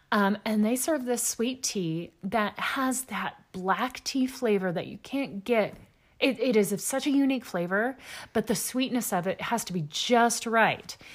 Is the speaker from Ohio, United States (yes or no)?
no; Texas, United States; also born or lived in Louisiana / Memphis, Tennessee; I grew up in East Texas. I grew up in Louisiana. Um, did a stint in Memphis, Tennessee, which isn't quite as deep as the others. But I grew up in the Deep South